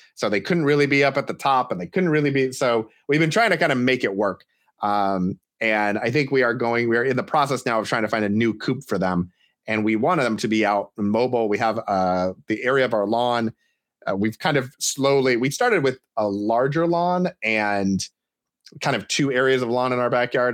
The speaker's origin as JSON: {"language": "English", "town": "Portland", "region": "Oregon", "country": "United States", "said": "as someone from the Portland area who enjoys, or doesn't enjoy, but has learned to live with massive amounts of rain"}